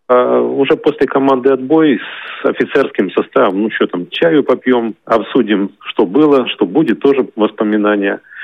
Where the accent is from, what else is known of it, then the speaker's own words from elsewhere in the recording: Ukraine; moved away as an adult; now in Kaliningrad Oblast, Russia; Я родился в Украине, в маленьком городке в 1962 году. Окончил школу, поступил после школы в военное училище